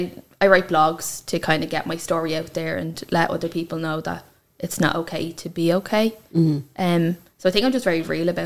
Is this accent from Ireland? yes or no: yes; Dublin, Leinster, Ireland; I'm 28 and I'm from Greenwood, which is in Airfield.